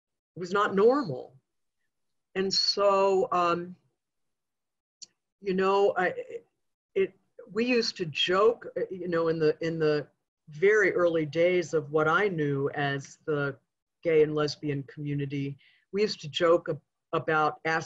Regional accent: Goshen, New York, United States; a little girl growing up in Goshen, New York

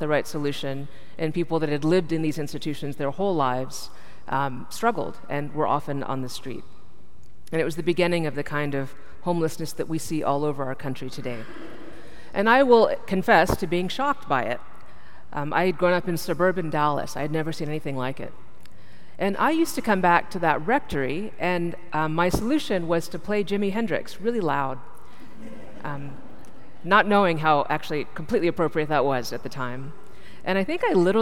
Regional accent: India; I'm from India

